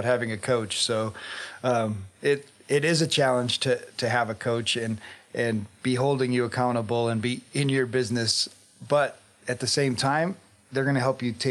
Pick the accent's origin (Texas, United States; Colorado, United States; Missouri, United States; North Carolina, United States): Colorado, United States; Yeah, so obviously I grew up here in Colorado